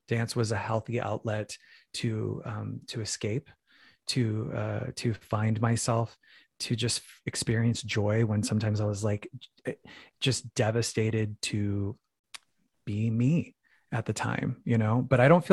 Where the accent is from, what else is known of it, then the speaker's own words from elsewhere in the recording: Phoenix, Arizona, United States; I grew up in a very religious family. I'm from Phoenix, Arizona